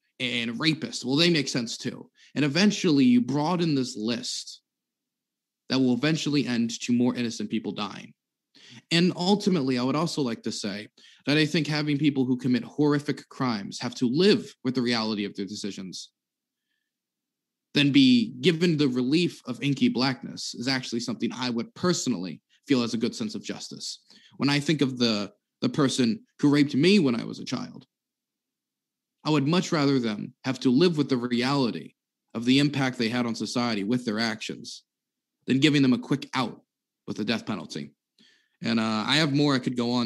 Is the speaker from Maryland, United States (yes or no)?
yes; Maryland, United States; Maryland, which is my home state